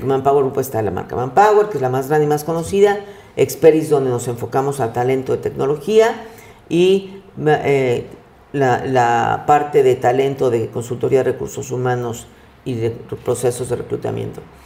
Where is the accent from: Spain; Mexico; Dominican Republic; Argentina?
Mexico; Soy mexicana de una familia de clase media